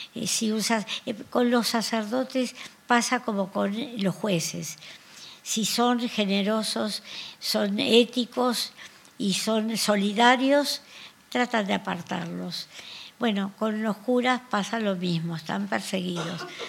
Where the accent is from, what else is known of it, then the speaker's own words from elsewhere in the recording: Argentina; Nosotros somos de Argentina